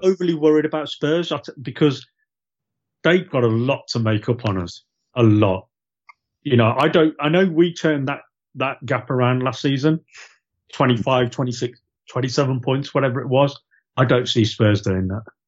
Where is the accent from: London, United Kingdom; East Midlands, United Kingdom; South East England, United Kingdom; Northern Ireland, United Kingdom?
East Midlands, United Kingdom; Loughborough; moved away as an adult; also born or lived in Gloucester; I was born in Loughborough. lived there for we lived there for eighteen years